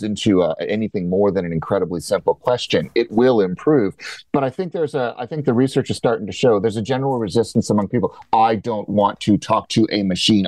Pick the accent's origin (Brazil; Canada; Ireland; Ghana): Canada; As a Canadian